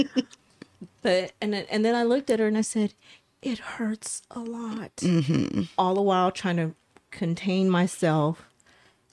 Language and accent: English; Texas, United States; I'm from Texas